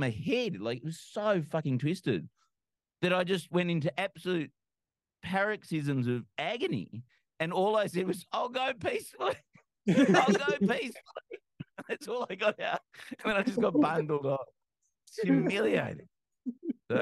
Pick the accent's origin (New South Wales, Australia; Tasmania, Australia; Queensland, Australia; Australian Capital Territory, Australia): New South Wales, Australia; growing up in New South Wales